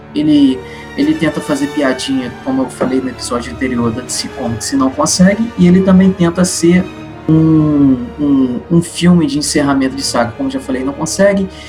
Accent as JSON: {"language": "Portuguese", "country": "Brazil", "said": "sou de Pontes Itabapuana e engenheiro mecânico"}